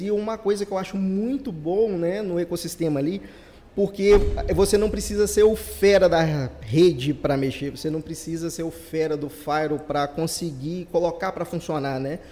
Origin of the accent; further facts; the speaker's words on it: Ubá, Minas Gerais, Brazil; a gente é de Minas, né, de Ubá, interior de Minas